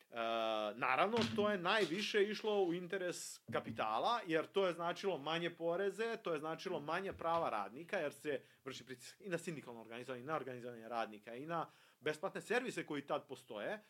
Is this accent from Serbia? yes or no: yes; Serbia; mi ovde kod nas u Srbiji